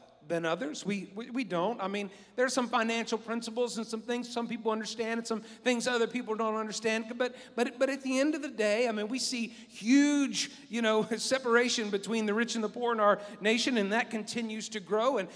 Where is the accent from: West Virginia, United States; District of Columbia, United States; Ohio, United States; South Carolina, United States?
West Virginia, United States; I'm from West Virginia.